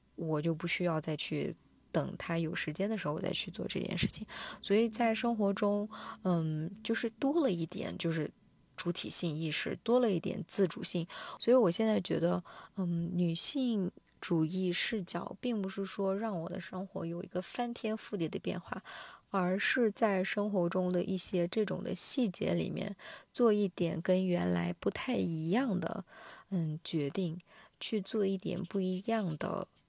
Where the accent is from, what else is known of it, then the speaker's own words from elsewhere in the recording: Kashgar, Xinjiang, China; moved away; 此时此刻我在我的家乡新疆喀什